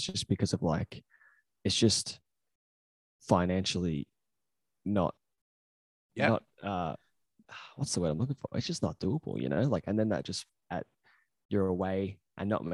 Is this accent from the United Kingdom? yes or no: no; Australia; because we're Australian